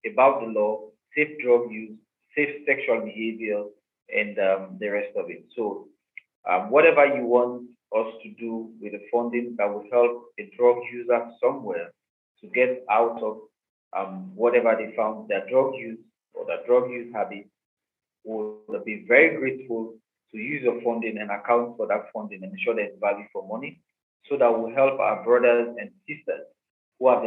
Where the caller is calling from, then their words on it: Accra, Greater Accra, Ghana; Um, yeah, I'm joining you from Accra, Ghana.